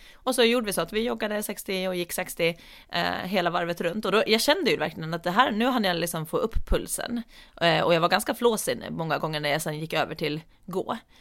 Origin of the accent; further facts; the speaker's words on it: Åland Islands; now in Storholmen, Sweden; hem till Åland som är hem